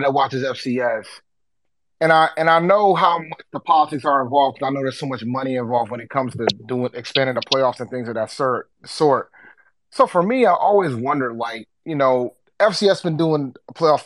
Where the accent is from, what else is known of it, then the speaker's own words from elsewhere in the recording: South Carolina, United States; now in New England, United States; I live in New England, but I'm originally from South Carolina.